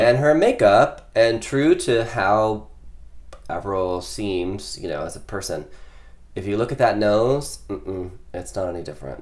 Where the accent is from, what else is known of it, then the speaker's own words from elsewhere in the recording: Midwest, United States; growing up in the Midwest